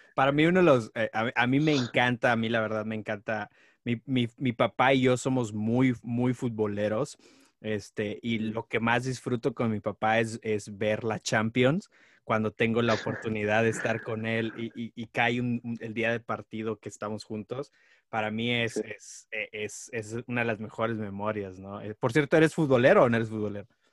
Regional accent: Nuevo León, Mexico; now in United States; Yo nací en Nuevo León

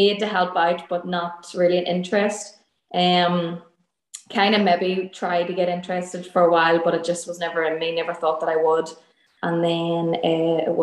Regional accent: Armagh, Northern Ireland, United Kingdom; now in Derry, United Kingdom; In Armagh, so that's in, like, the north of Ireland. So I'm originally from Armagh, and then we're living in Derry.

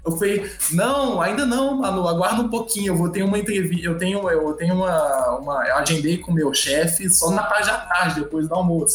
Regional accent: Belo Horizonte, Minas Gerais, Brazil; moved away as an adult; now in Cuiabá, Brazil; E eu sou natural de Belo Horizonte, de Minas

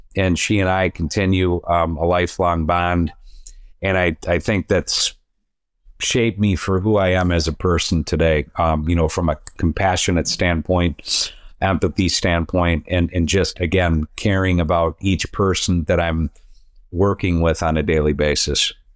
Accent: Downers Grove, Illinois, United States; I grew up in Downers Grove, Illinois

